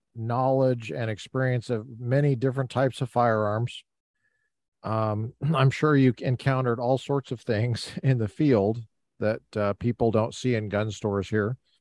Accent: Colorado, United States; I grew up in Colorado

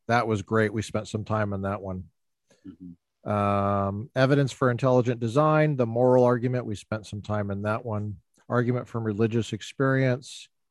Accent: Littleton, Colorado, United States; now in California, United States; I'm from Littleton.

